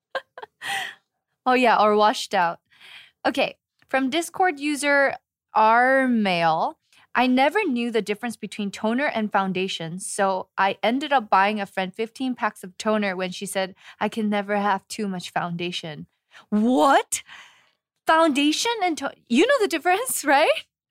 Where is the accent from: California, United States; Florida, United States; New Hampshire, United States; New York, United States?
California, United States; moved away as an adult; now in Seoul, South Korea; as a Californian living in Seoul